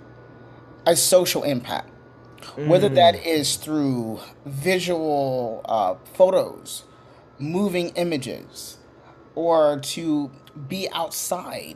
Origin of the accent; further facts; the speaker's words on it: Little Rock, Arkansas, United States; moved away as an adult; now in Los Angeles, United States; my mama's from Little Rock, Arkansas. So she birthed me in Little Rock, Arkansas, and I was there for a while.